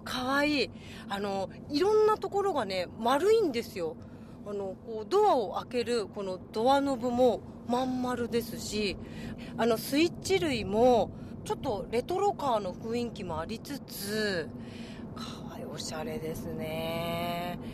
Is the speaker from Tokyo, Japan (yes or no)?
no; Oiso, Kanagawa, Japan; うちの実家この湘南平の麓なんですよ歩いて10分